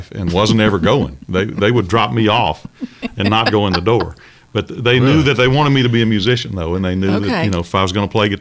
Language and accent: English; Belmont, Mississippi, United States; my hometown in Mississippi was right on the state line